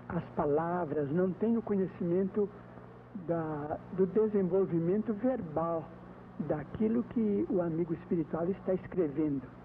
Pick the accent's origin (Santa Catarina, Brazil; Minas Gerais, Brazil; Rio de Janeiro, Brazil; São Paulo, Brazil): Minas Gerais, Brazil; Pedro Leopoldo; moved away as an adult; now in Uberaba, Brazil; em Pedro Leopoldo, onde eu nasci, como aqui em Uberaba, onde eu já estou praticamente há 10 anos